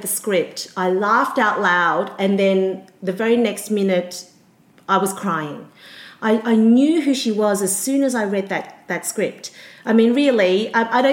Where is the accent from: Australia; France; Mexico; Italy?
Australia; growing up in Australia